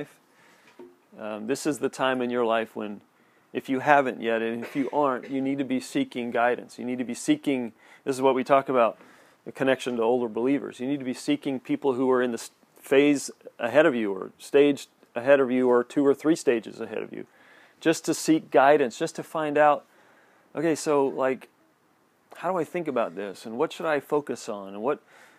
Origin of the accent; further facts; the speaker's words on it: United States; us growing up here.